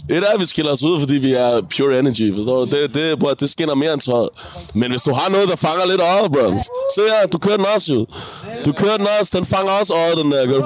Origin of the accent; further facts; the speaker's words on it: Denmark; Men jeg, jeg er født i Danmark og har opvokset i Danmark, du ved.